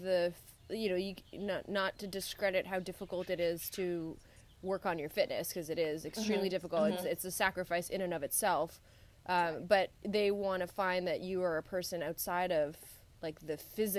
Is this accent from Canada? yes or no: yes; Canada; I'm Canadian.